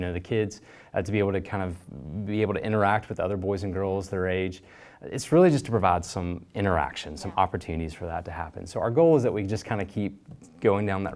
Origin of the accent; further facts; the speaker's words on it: Memphis, Tennessee, United States; moved away as an adult; now in East Tennessee, United States; So we're from Memphis and been in East Tennessee for that amount of time.